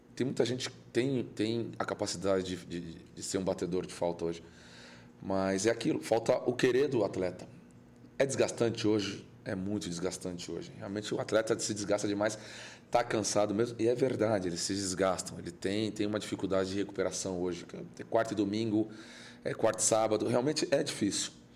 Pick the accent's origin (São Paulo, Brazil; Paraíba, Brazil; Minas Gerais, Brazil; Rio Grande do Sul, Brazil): São Paulo, Brazil; onde eu nasci, onde eu fui criado, que era Guaianás, uma periferia ali, Juscelino, na Coab